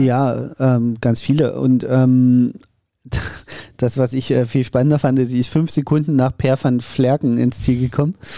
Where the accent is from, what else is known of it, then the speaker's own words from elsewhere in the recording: Saxony, Germany; als Sachse